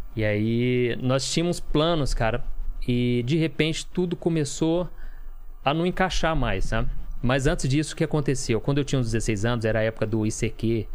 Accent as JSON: {"language": "Portuguese", "town": "São Sebastião do Paraíso", "region": "Minas Gerais", "country": "Brazil", "tie": "born or raised there", "also_born_or_lived": "Belo Horizonte", "moved": "as an adult", "said": "eu sou de São Sebastião do Paraíso, que é Minas Gerais"}